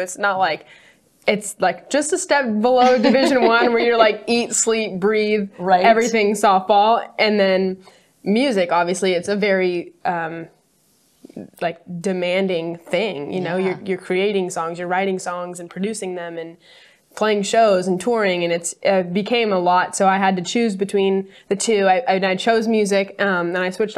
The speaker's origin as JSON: {"language": "English", "town": "Temecula", "region": "California", "country": "United States", "tie": "born or raised there", "said": "I was born and raised in Southern California, about an hour north of San Diego."}